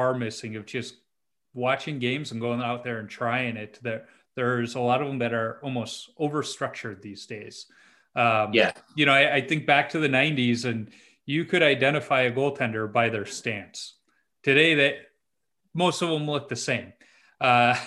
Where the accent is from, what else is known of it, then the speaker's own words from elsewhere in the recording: Chicago, Illinois, United States; growing up in Chicago